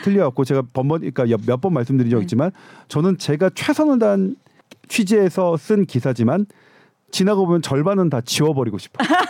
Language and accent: Korean; South Korea; 저는 한국인이니까요